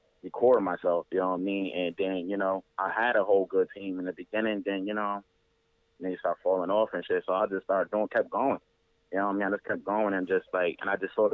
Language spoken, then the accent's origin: English; New Haven, Connecticut, United States; I'm born and raised in Connecticut, New Haven